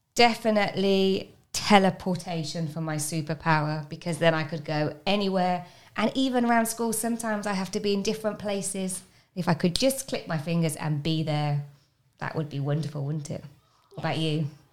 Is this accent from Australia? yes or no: no; Birmingham, West Midlands, United Kingdom; moved away; I'm from a place called Birmingham